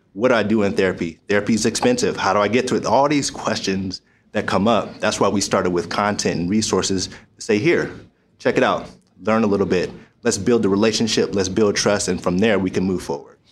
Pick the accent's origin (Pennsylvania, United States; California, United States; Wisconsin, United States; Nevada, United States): Pennsylvania, United States; Pittsburgh; also born or lived in Michigan; I'm from Pittsburgh, Pennsylvania